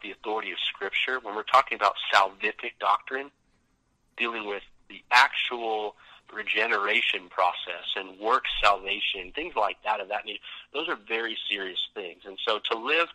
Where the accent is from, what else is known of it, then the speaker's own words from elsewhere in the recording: Vancouver, British Columbia, Canada; We're in my house in Vancouver, the house I grew up